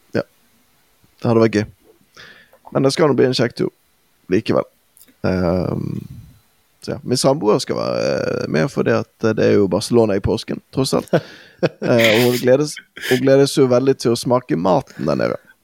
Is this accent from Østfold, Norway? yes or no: no; Bergen, Vestland, Norway; vi har jo våre egenheter i, som, som bergensere